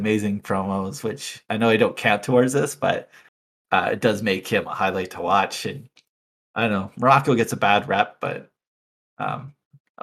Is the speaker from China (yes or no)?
no; Canada; Growing up in Canada